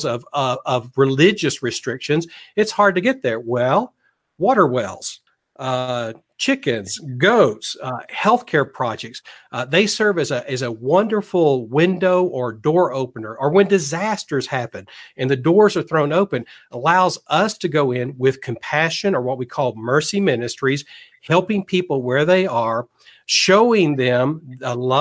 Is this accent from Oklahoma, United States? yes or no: no; Tennessee, United States; moved away as an adult; I'm originally from Tennessee area.